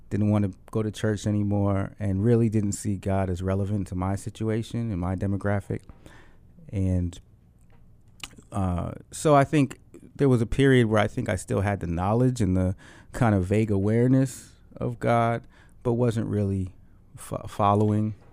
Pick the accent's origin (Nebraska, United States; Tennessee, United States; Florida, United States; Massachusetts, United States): Massachusetts, United States; Dorchester; the problems or the issues or the desires that I was facing as a as a as a man growing up in Dorchester trying to find himself.